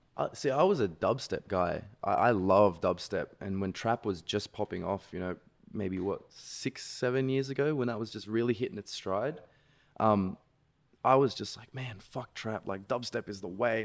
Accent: Sydney, New South Wales, Australia; I'm from Sydney, Australia

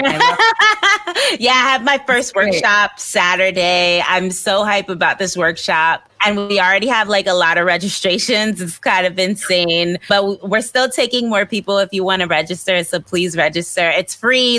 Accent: New York City, New York, United States; moved away as an adult; now in Los Angeles, United States; growing up in Brooklyn and all the things that I've gone through.

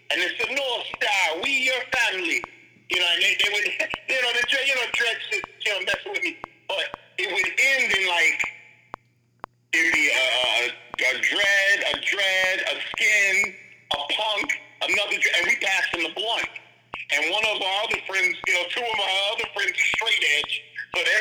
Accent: Jamaica; the link between them and the punks a lot of time were me because I'm Jamaican.

